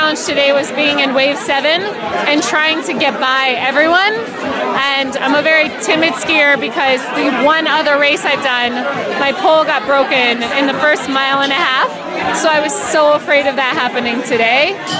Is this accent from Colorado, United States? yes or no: yes; Boulder, Colorado, United States; I'm from Boulder, Colorado.